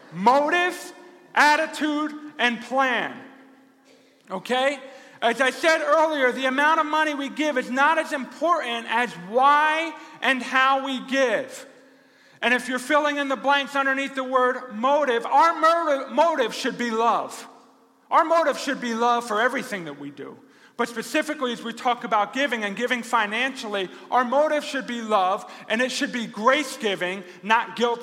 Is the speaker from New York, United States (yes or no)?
yes; Rochester, New York, United States; God forbid they know I'm a pastor from Rochester, New York.